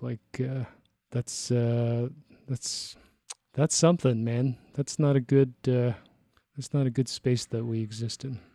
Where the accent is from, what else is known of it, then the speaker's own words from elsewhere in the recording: Toronto, Ontario, Canada; moved away as an adult; now in Calgary, Canada; I was born in Toronto